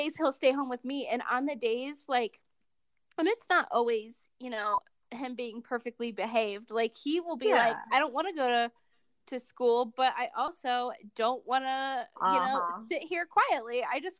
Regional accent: Cleveland, Ohio, United States; now in Utah, United States; I'm from Cleveland

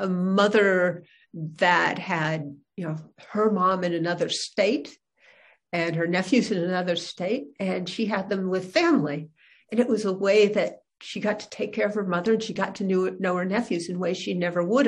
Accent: Berkeley, California, United States; I was born in Berkeley, California. That's where I grew up

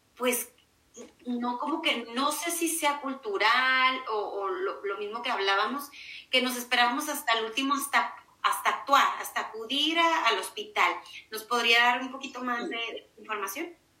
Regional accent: Mexico; así somos los mexicanos

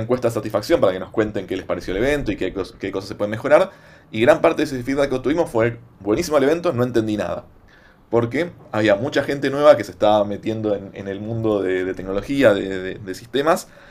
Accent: Buenos Aires, Argentina; en la ciudad de Buenos Aires, ¿no? que es de donde soy yo

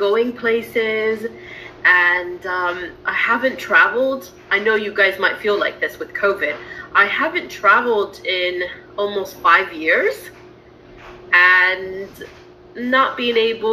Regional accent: Texas, United States; also born or lived in Shanghai, China; now in England, United Kingdom; My parents are from Central America. And I was born in Texas

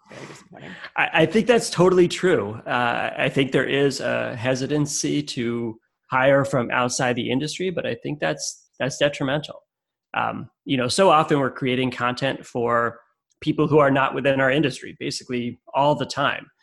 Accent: Connecticut, United States; moved away as an adult; also born or lived in California / upstate New York / Vermont / Massachusetts; I lived I live in Connecticut. I grew up in Connecticut, but I've lived in different places in the world in California and upstate New York Vermont and Massachusetts, and even overseas.

